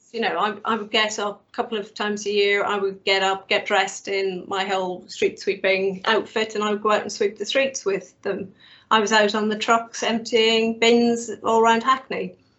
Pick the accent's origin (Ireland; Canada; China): Ireland; now in United Kingdom; it's been harder being Irish